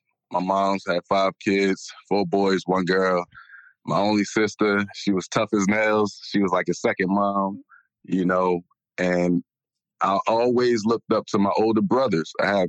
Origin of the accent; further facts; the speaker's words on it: Newark, New Jersey, United States; Well, I grew up in the South Ward, North, the weak wake section. And I grew up on the weak wake section.